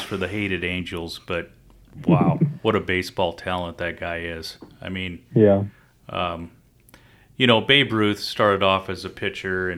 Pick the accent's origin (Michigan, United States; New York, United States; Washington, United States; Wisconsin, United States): Washington, United States; Yakima Valley; we came from the Yakima Valley